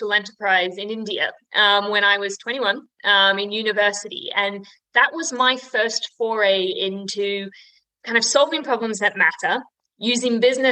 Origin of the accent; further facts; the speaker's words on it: Australia; now in United Kingdom; I'm an Aussie, which is an important distinction to make when you live here in the UK